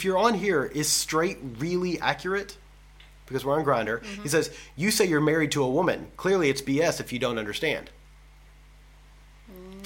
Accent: United States; moved away; I'm from the States

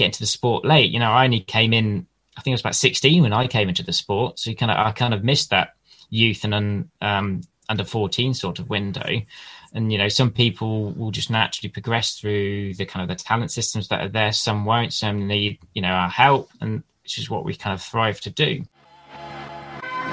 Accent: Lichfield, West Midlands, United Kingdom; I grew up in the Midlands with Lichfield City Cycling Club

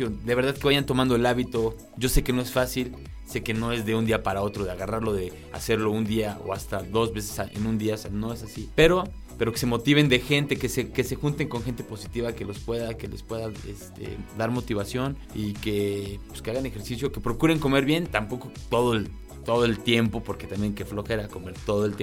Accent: Cholula, Puebla, Mexico; ahí en Cholula, Puebla, que es de donde yo soy

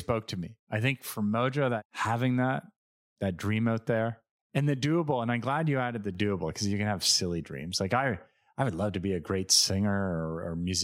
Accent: Montreal, Quebec, Canada; we're Canadian, we're from Montreal

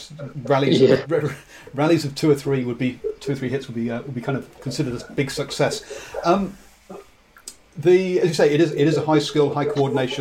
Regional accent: England, United Kingdom; now in New Zealand; my accent, I'm English

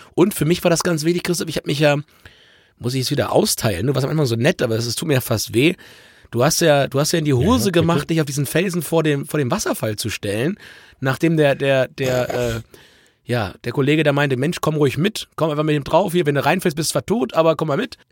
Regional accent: Germany; bei uns in Deutschland

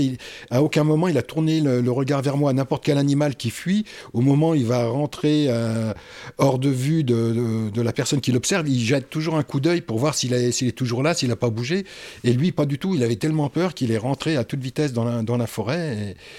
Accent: Oise, Hauts-de-France, France; j'ai grandi euh, dans la région parisienne, enfin dans l'Oise

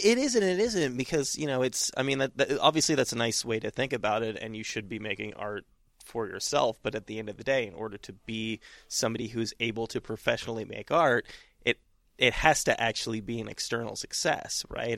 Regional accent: California, United States; now in New York, United States; I'm from California originally

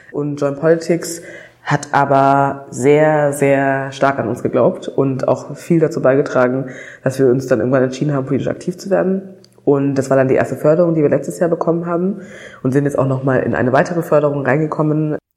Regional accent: Germany; born there; Ich bin tatsächlich eine von den Personen, die in die Staatenlosigkeit sozusagen hineingeboren wurde. Also ich bin in Deutschland zur Welt gekommen.

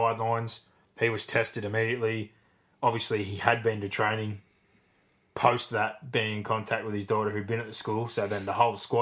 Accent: Penrith, New South Wales, Australia; we're from Penrith

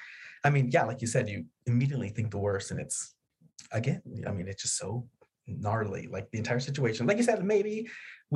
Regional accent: around the Texas border, United States; I grew up around the Texas border

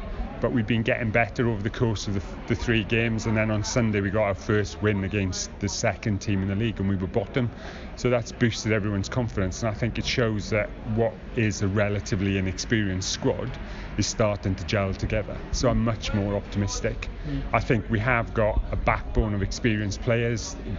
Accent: South Wales, United Kingdom; now in Guernsey; where I grew up in South Wales

